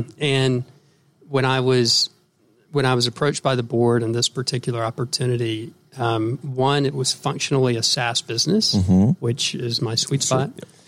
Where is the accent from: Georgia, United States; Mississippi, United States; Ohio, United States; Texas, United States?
Georgia, United States; Atlanta; Well, first of all, I'm from Atlanta.